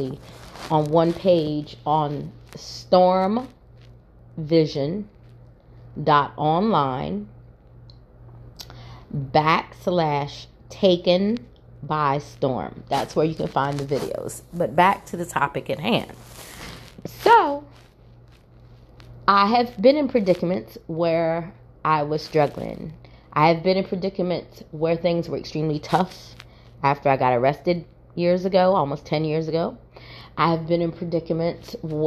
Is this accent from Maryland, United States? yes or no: yes; Salisbury, Maryland, United States; moved away as an adult; also born or lived in Baltimore, Maryland; now in Northeast Georgia, United States; the city of Salisbury, Maryland, where I was actually born and raised, and then I moved to Baltimore